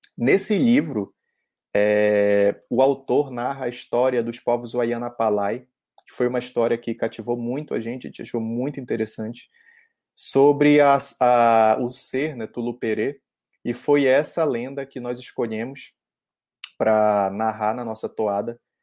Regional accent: Parintins, Amazonas, Brazil; moved away as an adult; eu sou de Parintins, eu nasci lá, morei 17 anos da minha vida lá

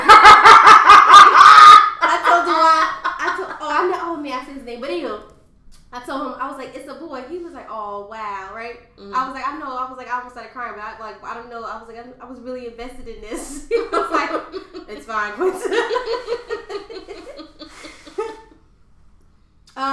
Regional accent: Bloomfield, New Jersey, United States; also born or lived in Orange, New Jersey; I moved to Bloomfield when I was in fourth grade, so that makes me, what, like 9 or 10

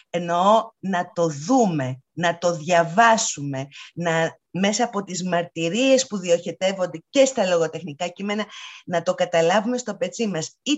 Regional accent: Athens, Attica, Greece; Εγώ είμαι Αθηναία.

